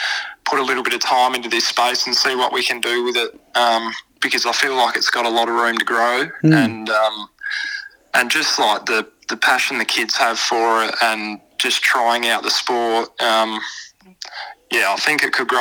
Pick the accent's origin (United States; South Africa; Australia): Australia; Port Pirie, South Australia; I was a young kid myself. My old man was involved in the local footy club in Piri